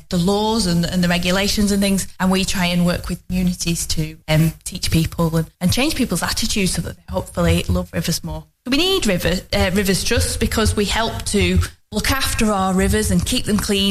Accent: Longridge, North West England, United Kingdom; I grew up in Longridge, which is also in the Ribble catchment.

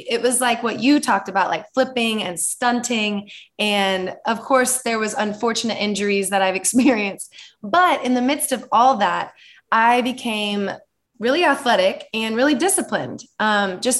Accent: Dallas, Texas, United States; I grew up in Dallas, Texas.

